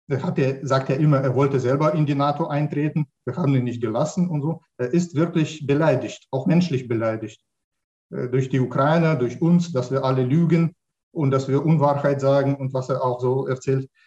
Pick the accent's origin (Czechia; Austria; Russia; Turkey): Russia; born there; Ich wurde in Russland geboren und war Russe bis 2012.